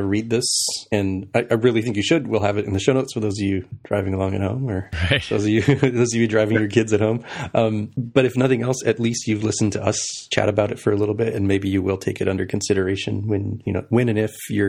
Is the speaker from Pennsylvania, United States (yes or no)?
no; El Paso, Texas, United States; now in Seattle, United States; I'm from El Paso. In the great state of Texas.